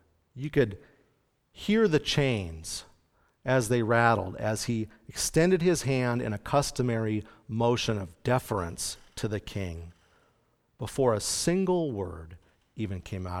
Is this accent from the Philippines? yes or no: no; Canada; I grew up in Canada where we have a very harsh winter and we spend a lot of time indoors